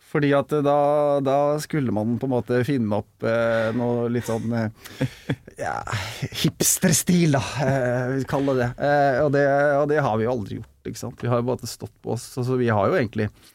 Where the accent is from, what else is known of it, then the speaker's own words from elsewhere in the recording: Fredrikstad, Østfold, Norway; now in Larvik, Norway; jeg er eh, født og oppvokst i Fredrikstad